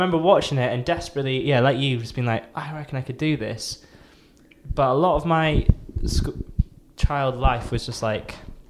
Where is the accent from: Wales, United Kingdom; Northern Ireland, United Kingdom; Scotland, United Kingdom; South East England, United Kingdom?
Scotland, United Kingdom; outside Aberdeen; I grew up 10 miles outside of Aberdeen, so I grew up in the middle of nowhere.